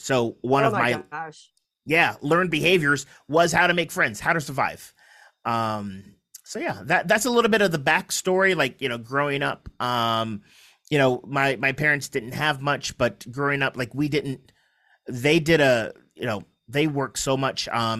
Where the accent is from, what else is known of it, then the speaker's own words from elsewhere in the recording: San Diego, California, United States; also born or lived in Kansas City; So we ended up, I was born in Kansas City, Missouri. We ended up in San Diego.